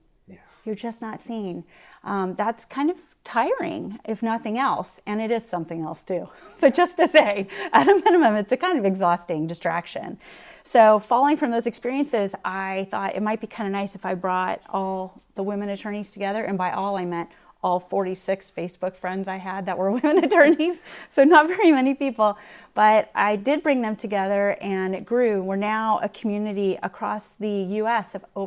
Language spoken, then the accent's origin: English; West Point, New York, United States; born there; And in fact, actually, I was born in West Point, and so was my grandfather.